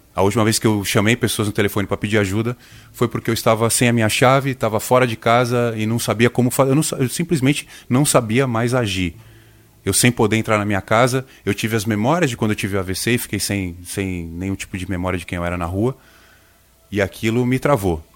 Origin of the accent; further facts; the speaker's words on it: coast of São Paulo state, Brazil; vindo da região que eu venho, do litoral do estado de São Paulo